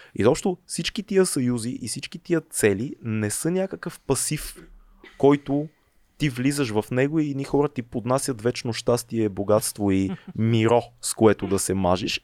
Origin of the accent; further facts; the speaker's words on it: Bulgaria; каквито сме повечето българи